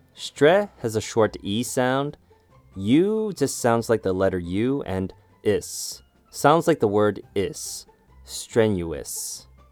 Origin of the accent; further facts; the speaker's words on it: Canada; I used to get made fun of for watching anime growing up in Canada